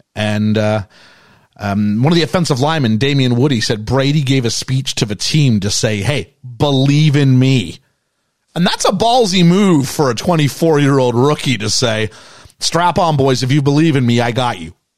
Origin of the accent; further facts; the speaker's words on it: Canada; as a Canadian kid